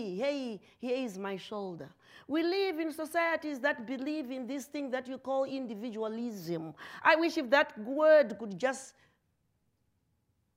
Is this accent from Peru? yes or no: no; Zimbabwe; moved away as an adult; I am from Zimbabwe